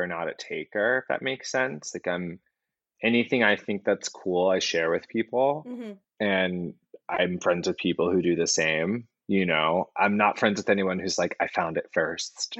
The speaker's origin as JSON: {"language": "English", "town": "Atlanta", "region": "Georgia", "country": "United States", "tie": "born or raised there", "also_born_or_lived": "New York City", "moved": "yes", "lives_now": "Los Angeles, United States", "said": "Atlanta, where I grew up"}